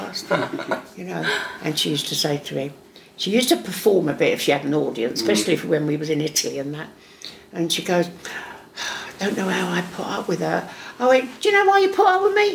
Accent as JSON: {"language": "English", "region": "England", "country": "United Kingdom", "accent": "Cockney"}